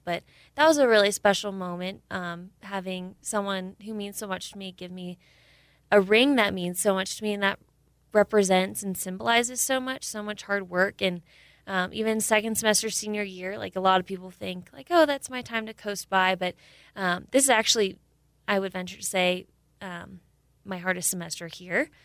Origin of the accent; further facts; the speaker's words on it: Camarillo, California, United States; moved away; I'm from uh, Camarillo, California